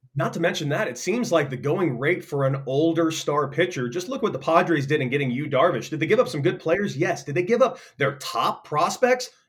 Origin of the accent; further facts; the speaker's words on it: Santa Monica, California, United States; I grew up in Santa Monica, California.